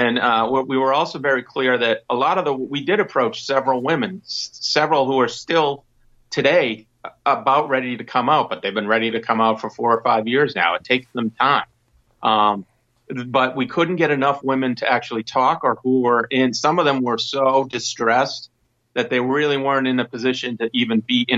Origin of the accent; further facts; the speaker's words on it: United States; I'm an American first